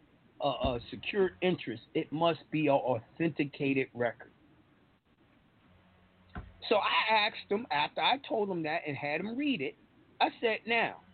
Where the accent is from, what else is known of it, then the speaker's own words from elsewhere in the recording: New York, United States; I'm from New York